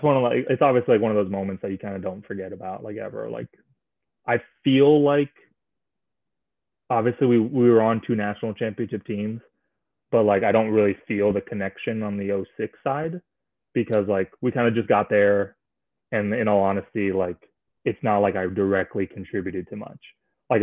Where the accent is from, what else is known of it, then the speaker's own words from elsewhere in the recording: Miami, Florida, United States; I'm from Miami